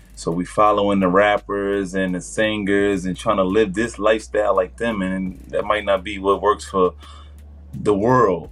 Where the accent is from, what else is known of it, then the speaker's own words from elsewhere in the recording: New York City, New York, United States; moved away as an adult; now in New Jersey, United States; I'm um, really from Far Rockaway, Queens, New York